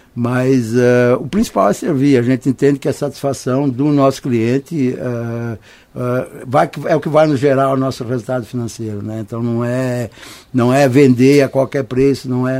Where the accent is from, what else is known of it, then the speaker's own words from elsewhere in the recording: Serra Gaúcha, Rio Grande do Sul, Brazil; moved away as an adult; now in Americana, Brazil; Nós somos do Rio Grande do Sul